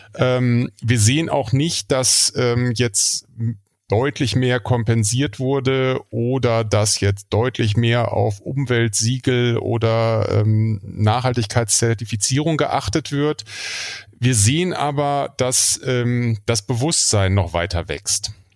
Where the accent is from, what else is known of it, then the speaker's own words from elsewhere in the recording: Germany; now in Kiel, Germany; wir als äh, Deutsche